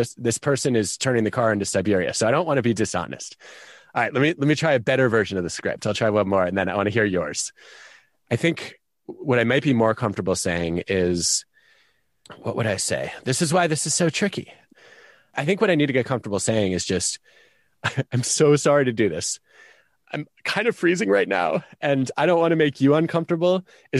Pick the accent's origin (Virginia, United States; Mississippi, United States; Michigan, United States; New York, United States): Michigan, United States; I grew up in Michigan. I used to have very high tolerance for cold.